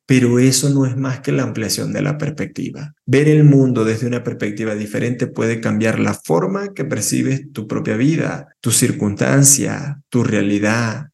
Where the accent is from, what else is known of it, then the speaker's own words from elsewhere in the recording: Venezuela; moved away; nací en Venezuela